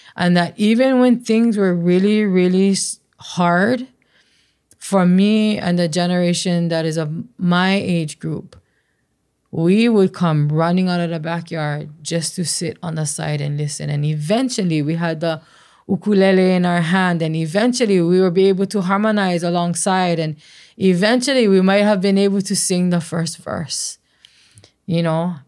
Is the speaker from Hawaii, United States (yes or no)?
yes; Waimea, Hawaii, United States; growing up in Waimea